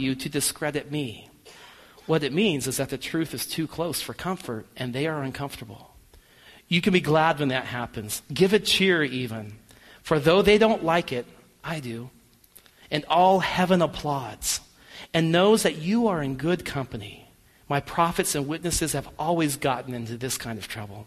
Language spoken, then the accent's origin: English; United States; us as American people